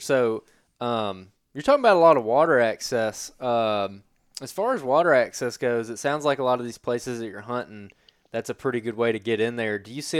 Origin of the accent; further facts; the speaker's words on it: Alabama, United States; I grew up hunting clubs in Alabama